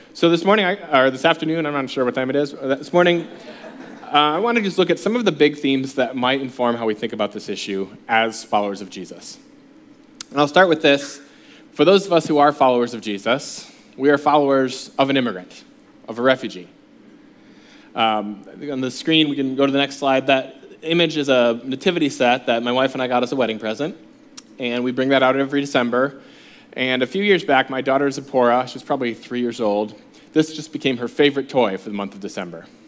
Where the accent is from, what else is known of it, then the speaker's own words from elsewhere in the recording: United States; as American, as an American